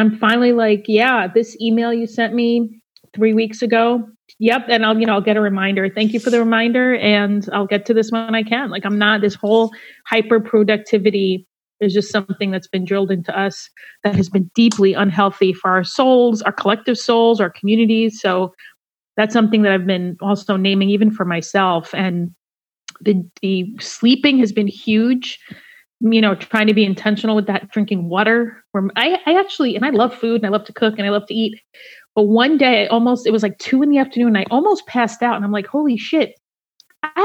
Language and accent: English; Egypt; also born or lived in Colombia; now in Seattle, United States; I'm from Egypt where armies are literally in the streets